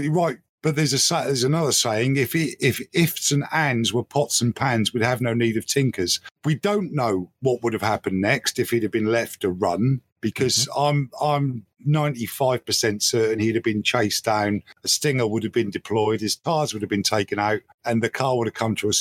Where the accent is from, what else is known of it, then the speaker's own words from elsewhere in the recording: United Kingdom; I'm a Brit and we're not used to having armed police